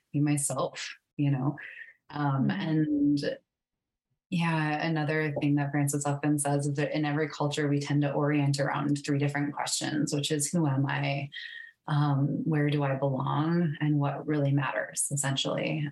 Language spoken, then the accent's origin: English; South Dakota, United States; moved away as an adult; also born or lived in Montana; I grew up in South Dakota